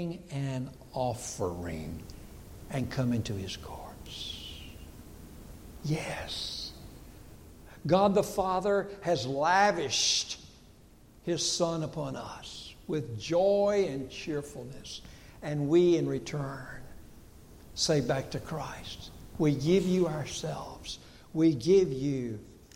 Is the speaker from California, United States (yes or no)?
no; Dillon County, South Carolina, United States; I grew up here in Dillon County.